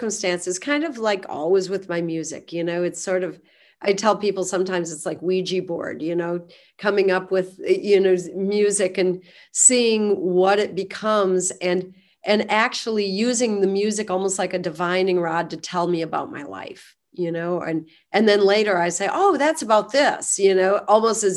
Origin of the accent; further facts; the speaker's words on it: United States; we grew up in Cottonwood County.